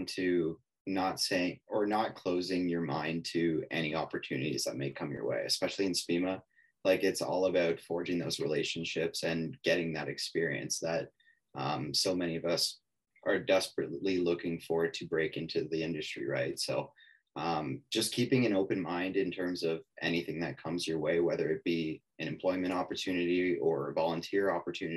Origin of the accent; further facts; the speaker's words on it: Carleton Place, Ontario, Canada; I am from a small town at Carleton Place, Ontario